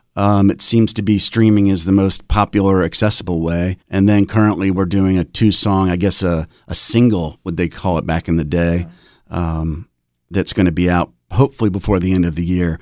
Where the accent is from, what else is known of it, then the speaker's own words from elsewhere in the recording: Raleigh, North Carolina, United States; we are from Raleigh